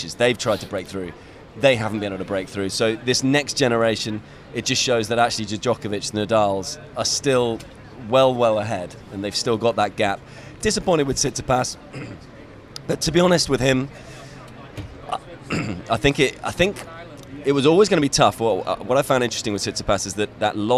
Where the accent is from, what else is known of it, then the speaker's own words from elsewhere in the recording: United Kingdom; being British myself